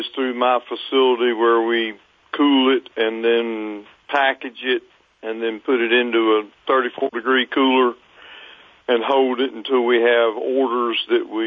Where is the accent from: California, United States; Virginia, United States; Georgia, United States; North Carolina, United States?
North Carolina, United States; Fayetteville; I grew up in Fayetteville, North Carolina